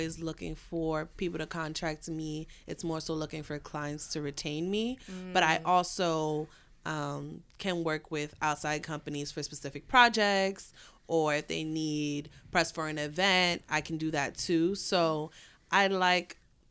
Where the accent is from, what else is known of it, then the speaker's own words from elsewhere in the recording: New York City, New York, United States; I have my own agency, Tequila White PR, from the Bronx